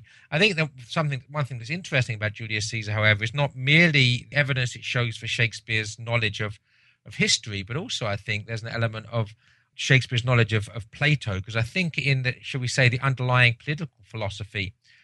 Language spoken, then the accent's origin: English; England, United Kingdom; as an Englishman